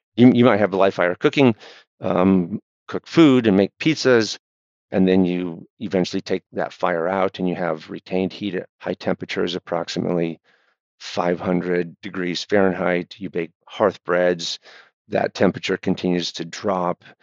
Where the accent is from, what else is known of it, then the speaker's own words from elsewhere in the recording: Michigan, United States; also born or lived in Providence, Rhode Island; now in Rhode Island, United States; I grew up in Michigan in the 70s and in 80s